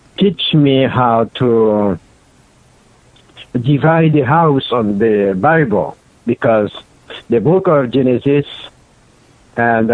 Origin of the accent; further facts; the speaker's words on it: Haiti; I was born in Haiti, in the south side of Haiti. And then when I was a kid, I used to go to church with my parents